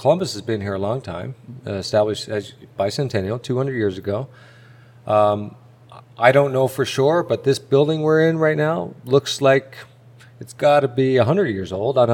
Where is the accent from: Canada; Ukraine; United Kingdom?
Canada; Eastern Canada; moved away; We grew up in a small town, and we're from Eastern Canada.